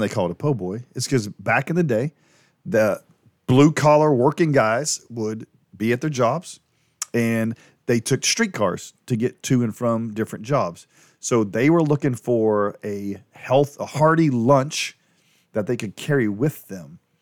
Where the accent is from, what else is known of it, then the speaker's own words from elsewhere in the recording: New Orleans, Louisiana, United States; growing up in New Orleans